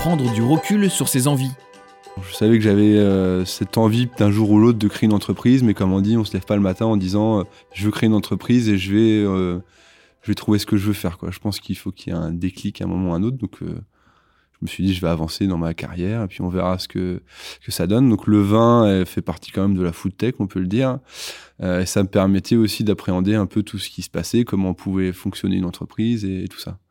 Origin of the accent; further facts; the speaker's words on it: La Manche, Normandy, France; moved away as an adult; also born or lived in Nantes; je suis originaire de la Manche